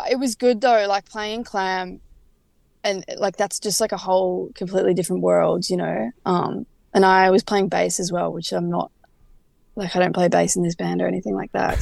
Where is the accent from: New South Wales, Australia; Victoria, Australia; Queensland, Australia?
Victoria, Australia; Frankston; now in Melbourne, Australia; I moved up to the city from Frankston, which is where we grew up